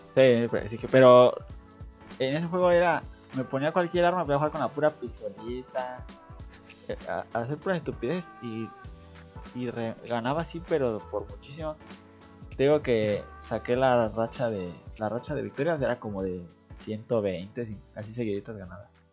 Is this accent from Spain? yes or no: no; Mexico; soy de México